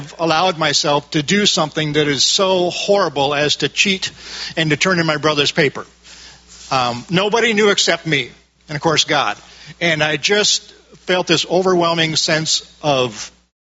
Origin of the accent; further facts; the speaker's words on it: Midwest, United States; I grew up in the Midwest.